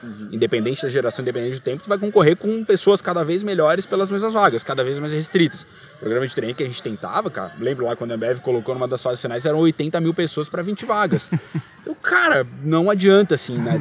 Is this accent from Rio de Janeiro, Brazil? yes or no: no; Florianópolis, Santa Catarina, Brazil; moved away as an adult; now in São Paulo, Brazil; na minha terra, nascido e criado com o maior orgulho, manézinho da ilha.